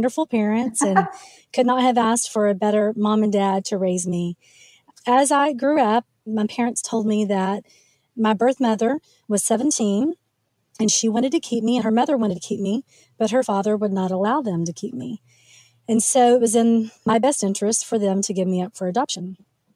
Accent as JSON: {"language": "English", "region": "Oklahoma", "country": "United States", "tie": "born or raised there", "also_born_or_lived": "Frisco, Texas", "moved": "yes", "said": "I was raised in Oklahoma"}